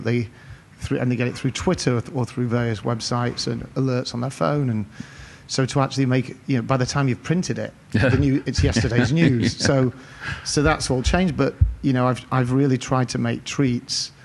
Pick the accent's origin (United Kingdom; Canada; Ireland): United Kingdom; Cheshire, North West England; moved away; I grew up in Cheshire, in the north of England